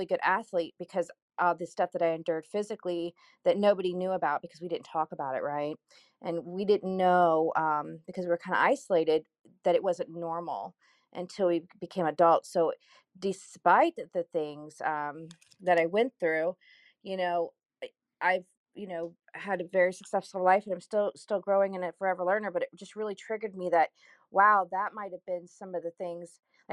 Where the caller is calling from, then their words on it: Kansas City, United States; I'm here from Kansas City.